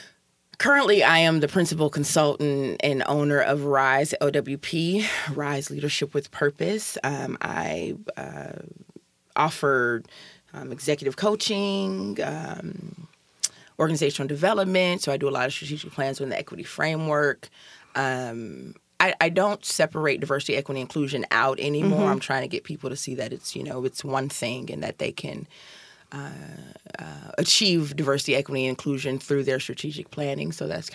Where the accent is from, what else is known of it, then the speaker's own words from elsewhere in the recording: Chicago, Illinois, United States; moved away as an adult; also born or lived in Seattle; now in Tacoma, United States; So I'm originally from Chicago. I'm from the South Side of Chicago.